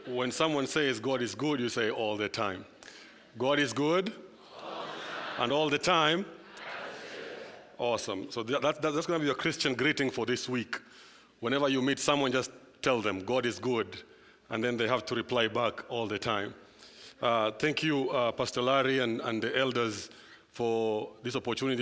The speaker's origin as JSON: {"language": "English", "country": "Kenya", "said": "I'm from Kenya."}